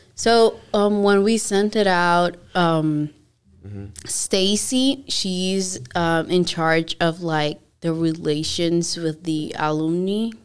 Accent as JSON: {"language": "English", "country": "Dominican Republic", "moved": "yes", "said": "I'm from the Dominican Republic, so I started there"}